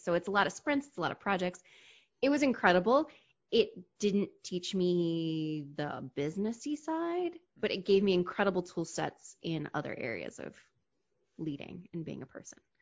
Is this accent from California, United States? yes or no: no; Hershey, Pennsylvania, United States; also born or lived in DC metro area; now in Washington, D.C. metro area, United States; I grew up in Hershey, Pennsylvania